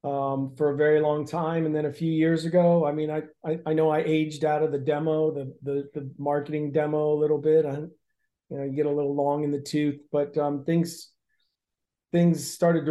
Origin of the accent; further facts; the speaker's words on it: Canton, Ohio, United States; now in Los Angeles, United States; I grew up in Canton, Ohio, playing football and wrestling. I went to college at Wright State University in Dayton to wrestle for 3 years.